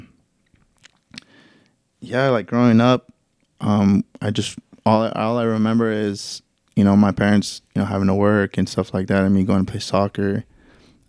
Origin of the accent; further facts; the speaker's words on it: Anaheim, California, United States; So I grew up in Anaheim, California. That's where I was born and raised through all my life up until I was like 18.